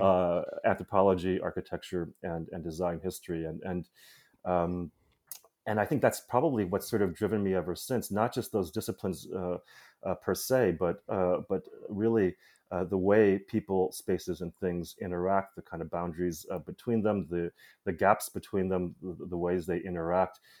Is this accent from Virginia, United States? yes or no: no; Chicago, Illinois, United States; I grew up in Chicago